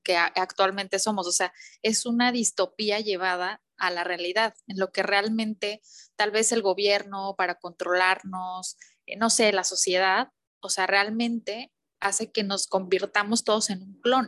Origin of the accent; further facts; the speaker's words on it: Mexico; somos mexicanos